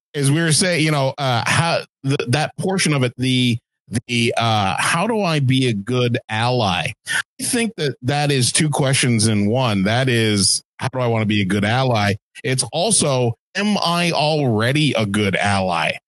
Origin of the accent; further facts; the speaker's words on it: Canada; I'm Canadian.